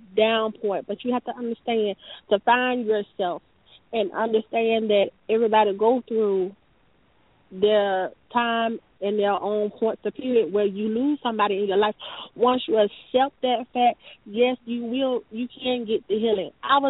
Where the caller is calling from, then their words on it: Atlanta, Georgia, United States; I'm calling from Atlanta, Georgia.